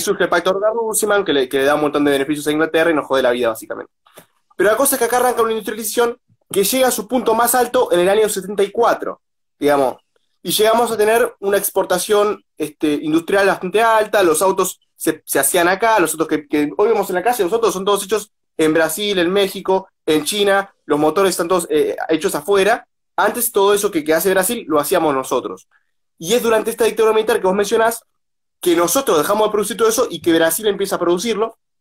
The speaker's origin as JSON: {"language": "Spanish", "country": "Argentina"}